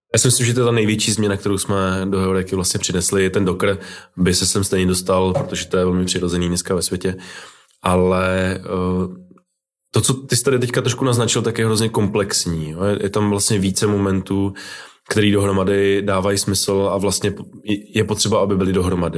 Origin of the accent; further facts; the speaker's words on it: Brno, South Moravian Region, Czechia; also born or lived in Prague; já jsem z Brna